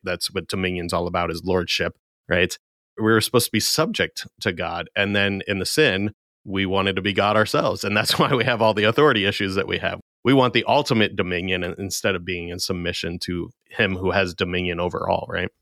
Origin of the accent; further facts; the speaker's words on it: United States; as American Christians